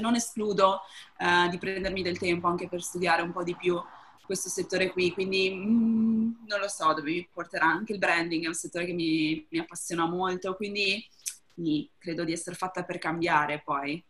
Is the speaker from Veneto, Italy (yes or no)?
yes; province of Treviso, Veneto, Italy; moved away as an adult; now in Amsterdam, Netherlands; nata e cresciuta in provincia di Treviso, da quattro anni vivo ad Amsterdam